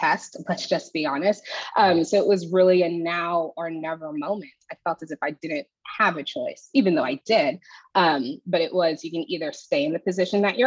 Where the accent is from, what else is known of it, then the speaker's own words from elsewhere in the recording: Houston, Texas, United States; moved away as an adult; now in Austin, United States; I moved back to my hometown in Houston